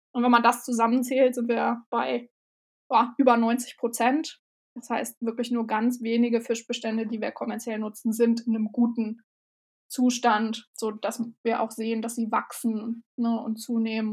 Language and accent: German; Berlin, Germany; also born or lived in Hamburg; now in Bremen, Germany; Also ich bin in Berlin geboren und groß geworden und habe in Hamburg gelebt, jetzt lebe ich in Bremen.